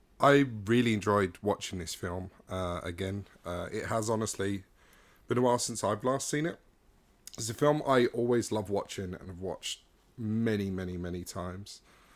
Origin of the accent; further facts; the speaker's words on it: London, United Kingdom; Hey, man, I grew up in London, yeah.